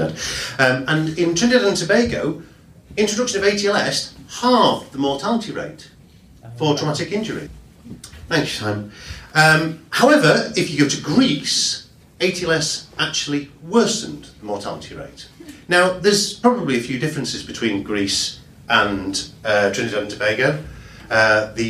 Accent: Yorkshire and the Humber, United Kingdom; I'm from Yorkshire. I only work here

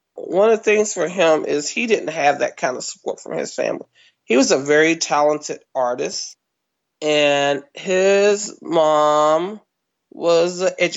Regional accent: Kinston, North Carolina, United States; moved away as an adult; also born or lived in California; Kinston, which is my hometown, North Carolina.

